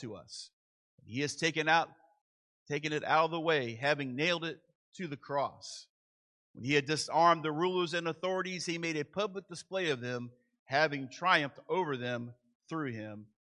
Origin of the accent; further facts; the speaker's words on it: Manassas, Virginia, United States; moved away; I grew up in Manassas, Virginia.